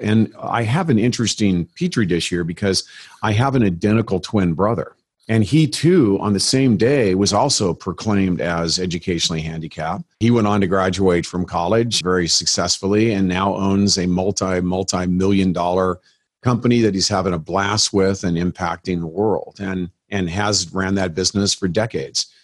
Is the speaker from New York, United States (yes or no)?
no; San Bernardino, California, United States; moved away as an adult; now in Scottsdale, United States; I was born and raised in San Bernardino, California